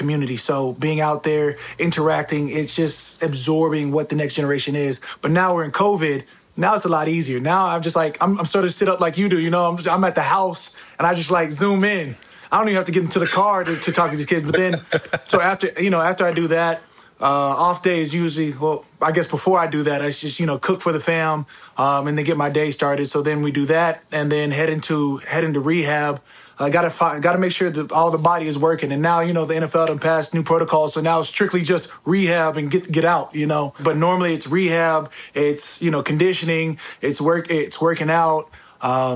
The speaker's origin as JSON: {"language": "English", "region": "Arizona", "country": "United States", "said": "I'm from Arizona"}